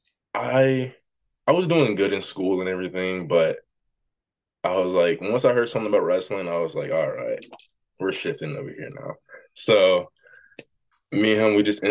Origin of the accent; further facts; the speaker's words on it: Jackson, Tennessee, United States; I'm from Jackson, Tennessee